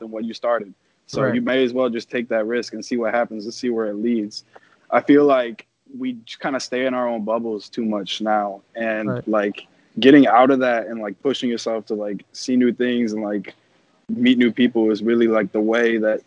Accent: Chicago, Illinois, United States; coming from Chicago

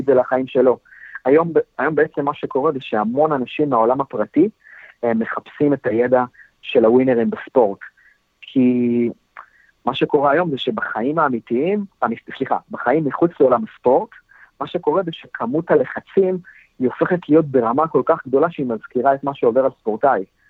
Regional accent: the North, Northern District, Israel; אצלנו בצפון

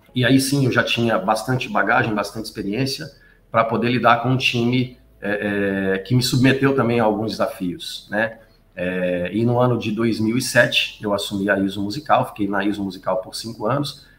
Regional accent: Belo Horizonte, Minas Gerais, Brazil; moved away as an adult; now in São Paulo, Brazil; Eu sou mineiro, sou de Belo Horizonte, eu estou em São Paulo há 13 anos

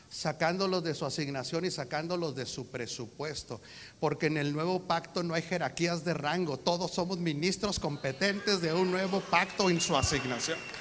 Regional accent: Mexico; Soy mexicano.

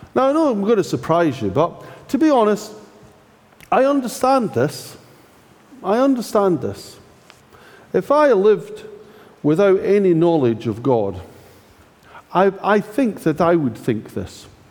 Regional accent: Scotland, United Kingdom; I'm Scottish

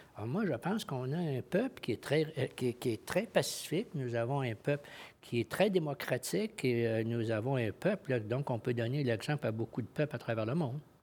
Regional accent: Quebec, Canada; je suis lieutenant-gouverneur du Québec

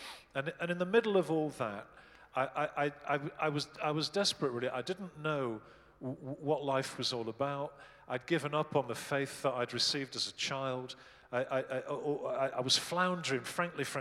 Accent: Bradford, Yorkshire and the Humber, United Kingdom; now in Liverpool, United Kingdom; I was born in 1953 in Yorkshire, in Bradford in Yorkshire.

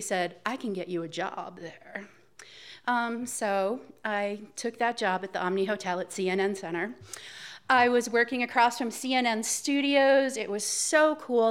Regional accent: Cape Cod, Massachusetts, United States; moved away as an adult; also born or lived in Atlanta; I grew up on Cape Cod

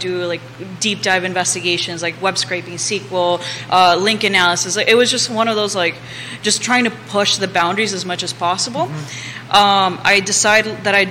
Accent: Nicaragua; now in Charlottesville, United States; I'm originally from Nicaragua

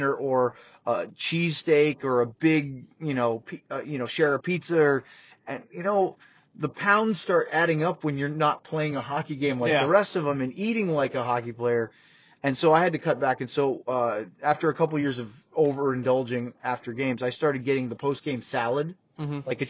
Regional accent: Maine, United States; I grew up in Maine and New England.

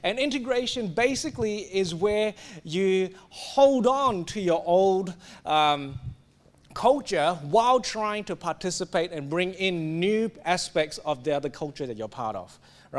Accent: Singapore; now in Australia; it's pretty clear that I have assimilated into Australia. I would rarely hold on and use a Singaporean culture to make any decisions in my life. My identity is Australian.

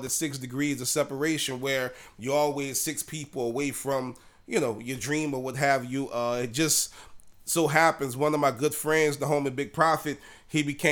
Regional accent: New Orleans, Louisiana, United States; We grew up together in Kennedy Heights in New Orleans

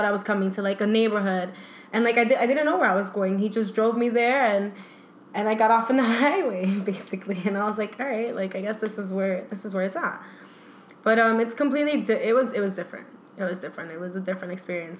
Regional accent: New Jersey, United States; I'm an adopted New Yorker because I'm from New Jersey, and, like, I live right across the river from here

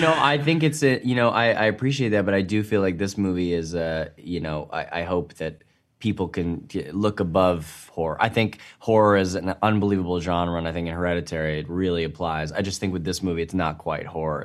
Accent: New York, United States; accent: New York; my New York accent

